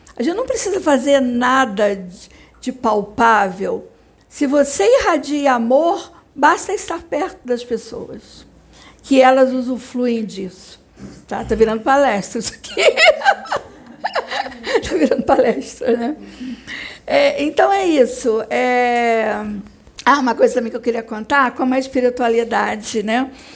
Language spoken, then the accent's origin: Portuguese; Barra Mansa, Rio de Janeiro, Brazil; moved away as an adult; now in Rio de Janeiro, Brazil; porque eu sou de Barra Mansa, isso na época minha infância em Barra Mansa. Quando eu vim para o Rio de Janeiro, que eu estudei na, na UFRJ